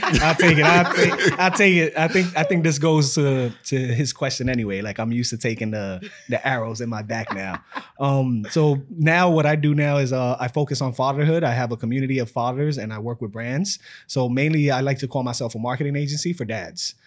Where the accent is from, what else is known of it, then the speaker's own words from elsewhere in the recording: New York City, New York, United States; I'm from New York City, born and raised in the Bronx